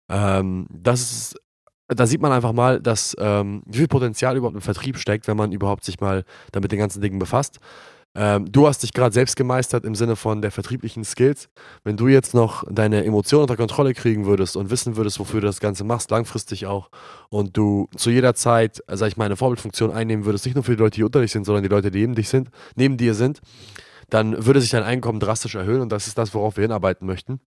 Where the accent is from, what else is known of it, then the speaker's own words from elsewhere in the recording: Glinde, Schleswig-Holstein, Germany; Die goldenen Zeiten in Glinde damals in meiner Heimatstadt